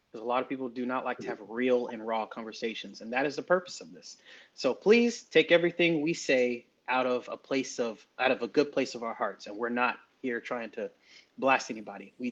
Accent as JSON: {"language": "English", "town": "Atlanta", "region": "Georgia", "country": "United States", "said": "Um, I'm Philip's brother. I'm also from Atlanta, Georgia, and I right now I'm in the military, so I am hailing from the state of Shreveport, Louisiana."}